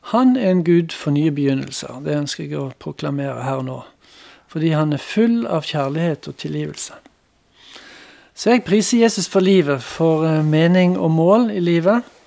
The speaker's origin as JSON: {"language": "Norwegian", "town": "Randaberg", "region": "Rogaland", "country": "Norway", "tie": "born or raised there", "also_born_or_lived": "Bremanger, Vestland (born / 'nordfjording') / Bergen", "moved": "yes", "lives_now": "Chad", "said": "jeg hadde en oppvekst også på Randaberg utenfor Stavanger"}